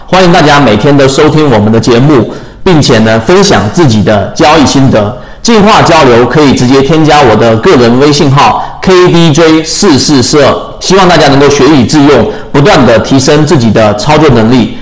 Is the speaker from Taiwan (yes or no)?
no; China; 我们中国人